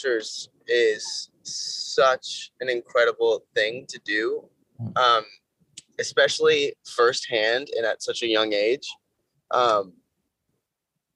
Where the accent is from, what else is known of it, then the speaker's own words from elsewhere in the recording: Orange County, California, United States; we filmed it in my hometown and went to my favorite taco shop and went to the roller rink that I grew up going